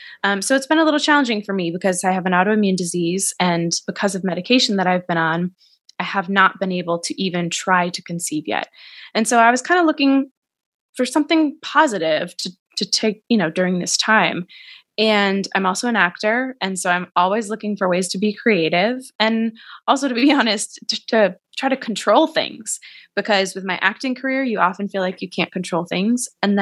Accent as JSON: {"language": "English", "town": "Boston", "region": "Massachusetts", "country": "United States", "accent": "Boston", "said": "I feel like as our conversation progresses, I might add more and more of my Boston accent because it's gone away. But every single time I talk to someone from home, it comes back."}